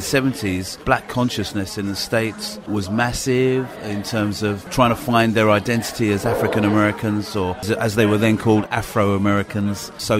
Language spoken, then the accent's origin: English; London, United Kingdom; moved away; also born or lived in Hillingdon / Merseyside; I was born in Hillingdon. Age 2, moved into West London, Shepherd's Bush